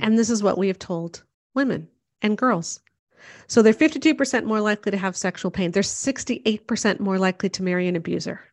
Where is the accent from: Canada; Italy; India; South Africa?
Canada; I'm Canadian